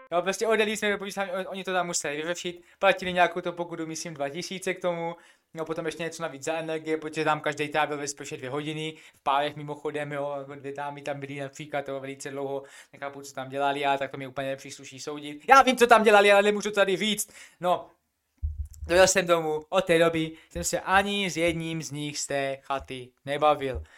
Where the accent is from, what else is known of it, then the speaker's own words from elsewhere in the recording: Czechia; jsem Čech